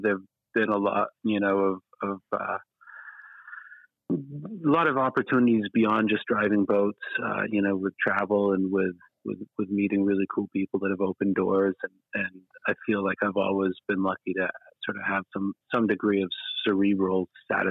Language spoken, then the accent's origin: English; Islesboro, Maine, United States; So I grew up on Islesboro, a little island in Maine.